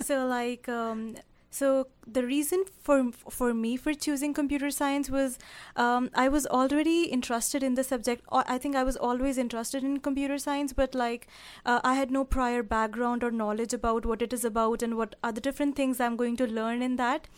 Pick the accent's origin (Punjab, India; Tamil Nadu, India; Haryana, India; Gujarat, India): Haryana, India; Karnal; moved away as an adult; now in Canada; I am specifically from Karnal, Haryana